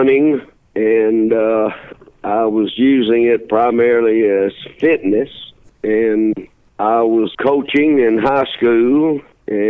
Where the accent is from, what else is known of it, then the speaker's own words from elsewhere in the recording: the South, United States; growing up in the South